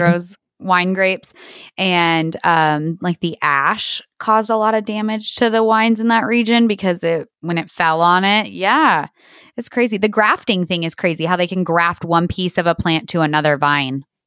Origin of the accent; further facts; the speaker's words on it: Portales, New Mexico, United States; right here in my hometown of Portales, New Mexico